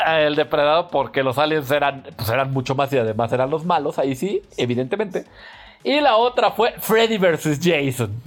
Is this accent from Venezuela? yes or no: no; Mexico